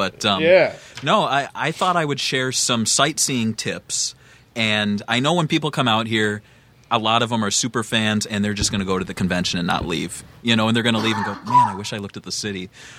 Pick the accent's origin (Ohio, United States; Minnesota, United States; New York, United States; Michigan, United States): Minnesota, United States; now in Chicago, United States; I'm from the Midwest, though. I'm from Minnesota.